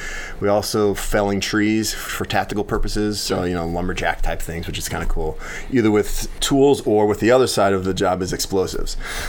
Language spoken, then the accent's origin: English; Morton, Illinois, United States; I actually grew up here in Morton.